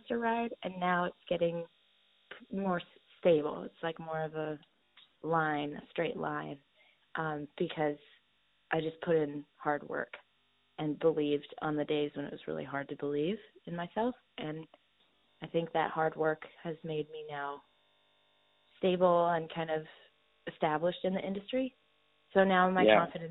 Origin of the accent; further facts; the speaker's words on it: Iowa, United States; I was from Iowa